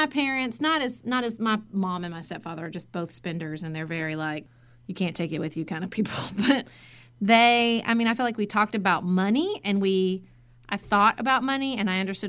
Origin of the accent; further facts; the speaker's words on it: Western Kentucky, United States; I grew up in Western Kentucky, obviously.